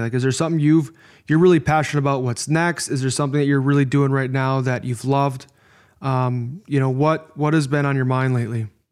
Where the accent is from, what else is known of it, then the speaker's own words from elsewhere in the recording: Midwest, United States; accent: Midwest; my Midwest accent